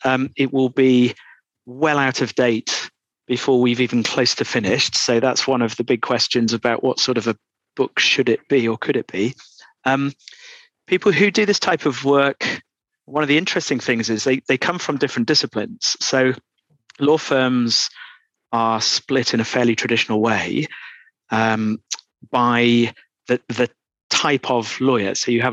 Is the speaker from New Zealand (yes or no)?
no; Doncaster, Yorkshire and the Humber, United Kingdom; moved away as an adult; now in London, United Kingdom; Oh, well, I'm from Doncaster. So that will be less apparent in my accent now than it was 25 years ago when I came to London.